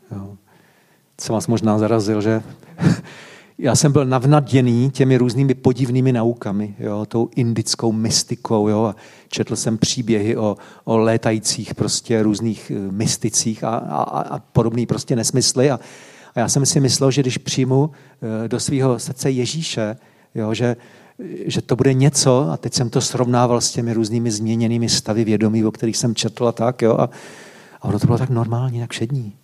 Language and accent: Czech; Varnsdorf, Ústí nad Labem Region, Czechia; Vyrůstal jsem ve Vansdorfu, v Sudetech